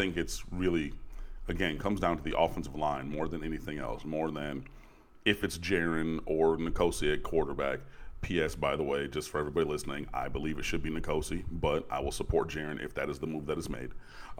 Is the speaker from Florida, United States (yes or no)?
no; Detroit, Michigan, United States; I'm from Detroit. I grew up watching the Lions.